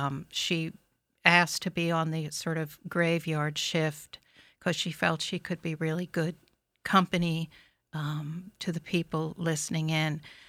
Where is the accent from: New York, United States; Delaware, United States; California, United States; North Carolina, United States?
New York, United States; New Rochelle; I grew up in New Rochelle. From about 1968 to 1979.